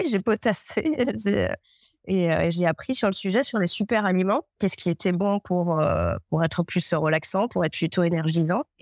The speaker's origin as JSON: {"language": "French", "town": "Ajaccio", "region": "Corsica", "country": "France", "tie": "born or raised there", "said": "je suis ajaxienne, euh, je suis corse. Donc avec un euh, grand jardin, on avait une agrumeraie, un potager euh, et le maquis juste à côté."}